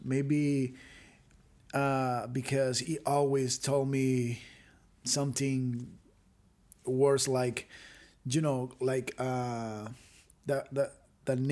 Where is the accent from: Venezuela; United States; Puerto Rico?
Venezuela; I grew up in Venezuela with a little and beautiful family